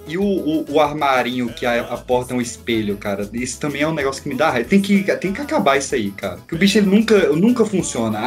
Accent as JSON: {"language": "Portuguese", "country": "Brazil", "tie": "born or raised there", "said": "Porque eu, onde eu nasci, lá no, no, no, Recanto, que é onde o Caio morou, mora até hoje também"}